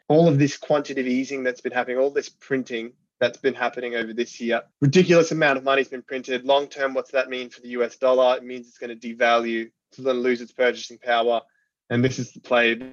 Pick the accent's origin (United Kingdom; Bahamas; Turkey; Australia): Australia; I'm Australian